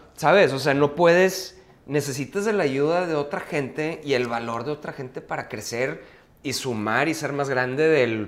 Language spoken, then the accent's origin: Spanish; Mexico